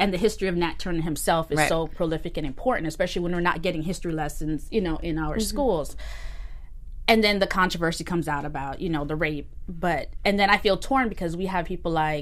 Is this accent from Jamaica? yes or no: yes; Jamaica; growing up in Jamaica